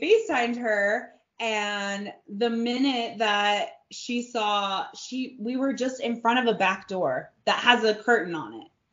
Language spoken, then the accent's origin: English; California, United States; now in New Braunfels, United States; I'm from California